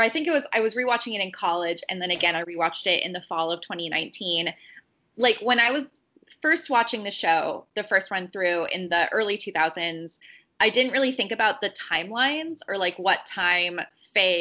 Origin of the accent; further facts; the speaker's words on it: United States; I grew up in the United States where Betamax wasn't a thing